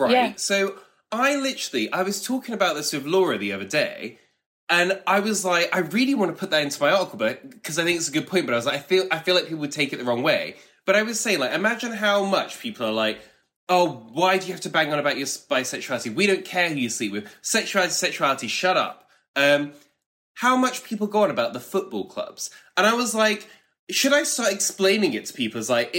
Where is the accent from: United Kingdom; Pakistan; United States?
United Kingdom; But I feel like, especially maybe being British, it's like, but that would cause such arguments.